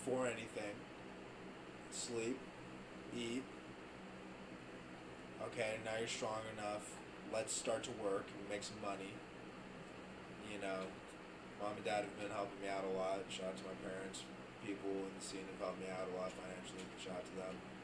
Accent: El Paso, Texas, United States; I'm half Mexican, and I'm from El Paso

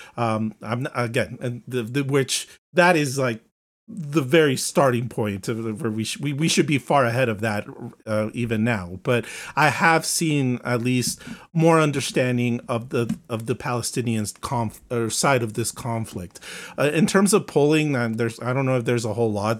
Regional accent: United States; As an American

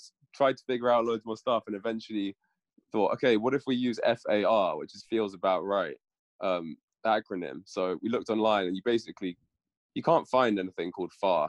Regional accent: London, United Kingdom; I grew up in London, right in the city, so in a big melting pot of tons of different styles and people and genres and culture and everything was all kind of there.

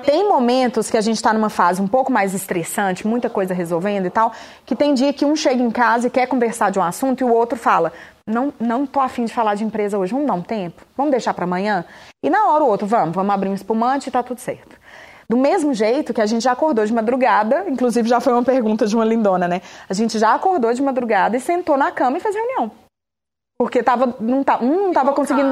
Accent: Montes Claros, Minas Gerais, Brazil; Em Montes Claros, que é de onde eu sou

